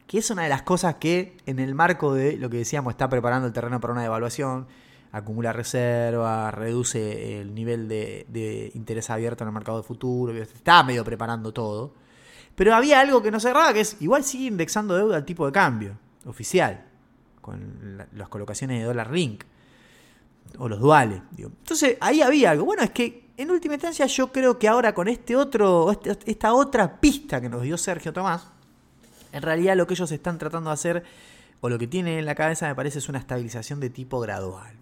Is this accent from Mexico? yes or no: no; Argentina; Nosotros somos los argentinos